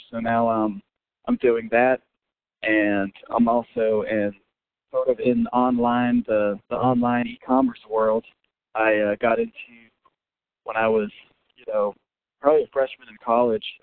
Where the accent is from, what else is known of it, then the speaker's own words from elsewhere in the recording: Connecticut, United States; also born or lived in Middle East; now in New Orleans, United States; I'm originally from Connecticut, grew up there, and uh, very briefly in the Middle East actually